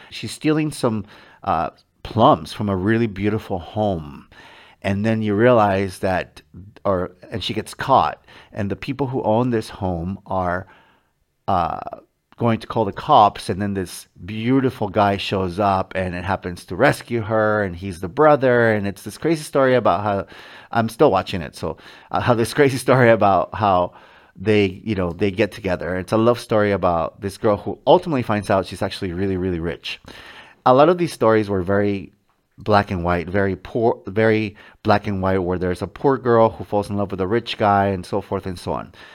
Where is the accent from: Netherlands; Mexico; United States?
Mexico; moved away; when I was a child growing up in Mexico with my mom and my dad